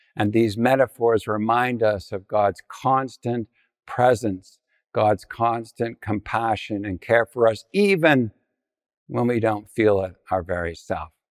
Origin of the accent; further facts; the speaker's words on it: Ontario, Canada; I was from Ontario